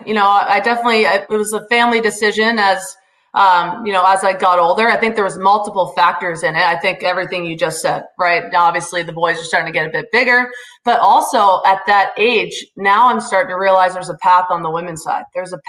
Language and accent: English; Newcastle, Ontario, Canada; accent: Canadian; moved away as an adult; also born or lived in Boston; I'm from Newcastle, Ontario. For you Americans out there, we're right across Lake Ontario from Rochester, New York. So I'm about an hour east of Toronto. I like to call it a secret slice of heaven. Just one exit off the main highway, a small little town